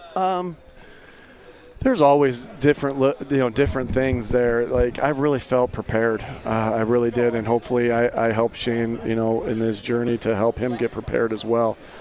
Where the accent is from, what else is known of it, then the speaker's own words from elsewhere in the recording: East Coast, United States; I grew up on the East Coast